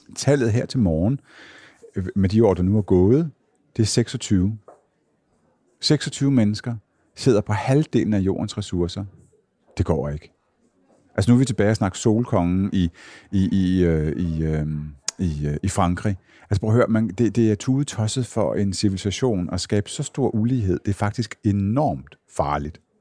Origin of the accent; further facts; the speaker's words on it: Jutland, Denmark; moved away; Nu kommer jeg fra Jylland